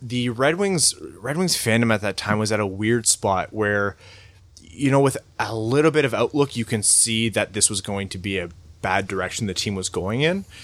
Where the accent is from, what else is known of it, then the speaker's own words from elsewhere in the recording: Windsor, Ontario, Canada; I was born in Windsor, so I don't know how Chaldean I can call myself